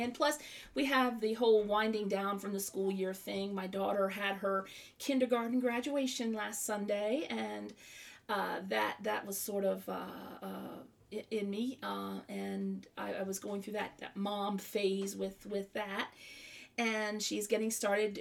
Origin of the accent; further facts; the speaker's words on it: the South, United States; I'm from the South